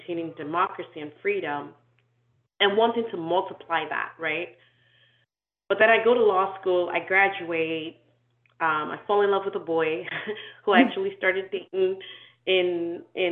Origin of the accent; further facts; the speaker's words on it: Nigeria; also born or lived in Canada / Sierra Leone; I was born in Canada, I grew up in Nigeria, but I'm from Sierra Leone because in my culture, you're where your father's from.